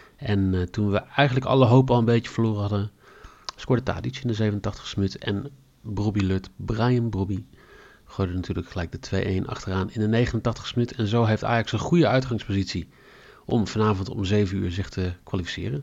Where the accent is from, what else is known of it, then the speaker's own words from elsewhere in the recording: Netherlands; wij natuurlijk als Nederlanders